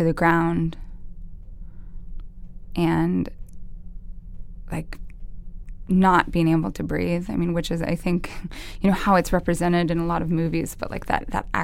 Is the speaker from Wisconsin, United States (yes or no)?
no; Idaho, United States; where we grew up in Idaho, to be a football player was like this specific sort of royalty